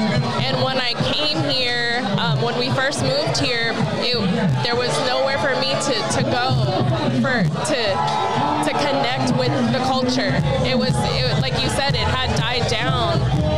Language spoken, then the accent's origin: English; El Paso, Texas, United States; also born or lived in California; now in Houston, United States; I was born in El Paso, Texas.